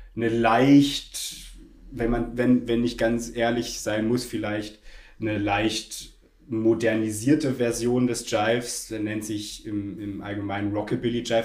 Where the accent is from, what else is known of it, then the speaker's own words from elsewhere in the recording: Berlin, Germany; moved away as an adult; now in Munich, Germany; ich komme ursprünglich aus Berlin